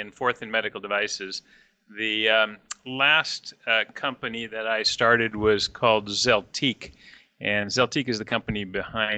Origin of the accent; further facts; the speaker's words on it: Pleasanton, California, United States; my hometown of Pleasanton